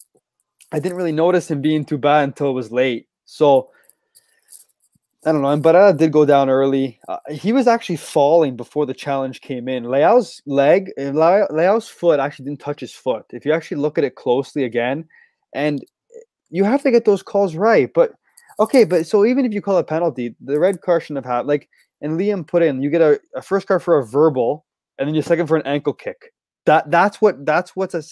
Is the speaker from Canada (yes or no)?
yes; Canada; We're Canadian